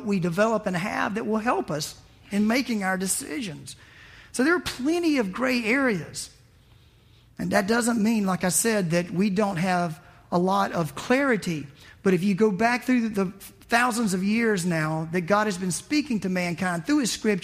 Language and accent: English; the South, United States; I was raised in the South.